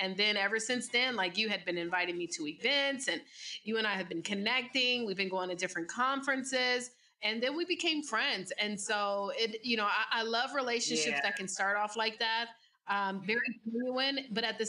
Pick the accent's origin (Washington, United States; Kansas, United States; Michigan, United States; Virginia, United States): Virginia, United States; moved away as an adult; now in Atlanta, United States; I'm originally from Virginia and I moved to the A so that I could start my journey of entrepreneurship